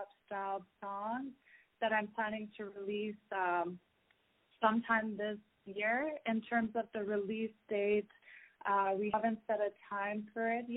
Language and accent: English; Toronto, Ontario, Canada; I'm from Toronto, Canada. I have a Middle Eastern background